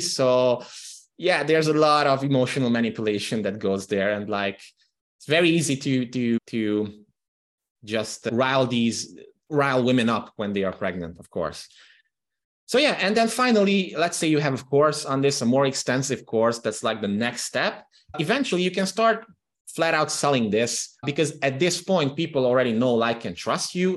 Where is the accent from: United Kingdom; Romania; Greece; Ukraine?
Romania; Transylvania; first language Hungarian; English is a second language; the Hungarian minority living in Romania, in the Transylvanian region of Romania, where I'm from